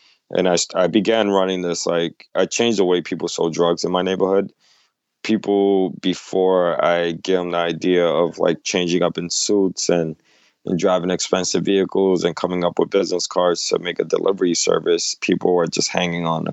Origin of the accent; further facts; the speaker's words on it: New York City, New York, United States; I grew up in New York, in the Lower East Side, 80s, 90s, very drug-infested neighborhood at that time.